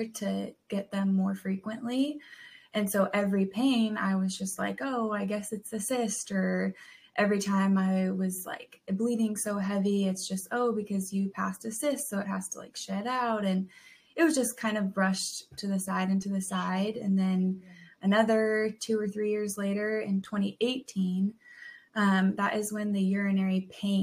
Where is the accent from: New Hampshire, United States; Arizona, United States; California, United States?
California, United States; San Diego; moved away as an adult; now in Knoxville, United States; I grew up in Southern California in San Diego